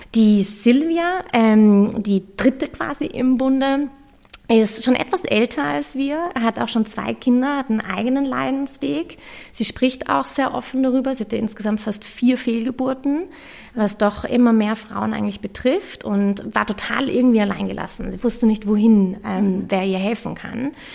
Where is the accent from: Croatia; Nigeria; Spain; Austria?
Austria; Vienna; also born or lived in London; ich bin auch Wienerin